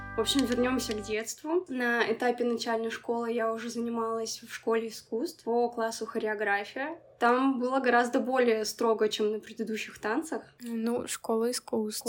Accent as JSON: {"language": "Russian", "town": "Nizhnevartovsk", "region": "Khanty-Mansi Autonomous Okrug", "country": "Russia", "tie": "born or raised there", "said": "Я родилась в Нижневартовске"}